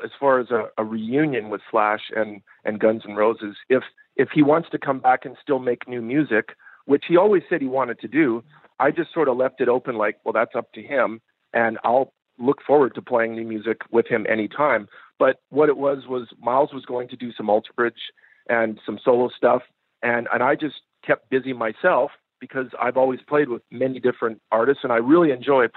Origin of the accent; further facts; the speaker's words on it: Canada; moved away; we're both Canadian